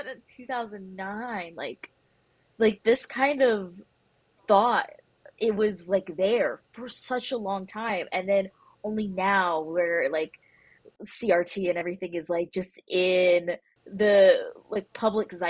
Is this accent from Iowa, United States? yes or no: no; New York City, New York, United States; I grew up in Brooklyn in New York